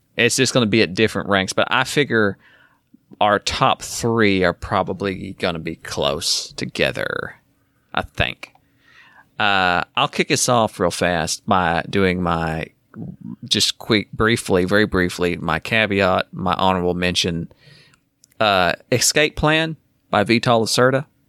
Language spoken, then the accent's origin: English; the South, United States; We're from the South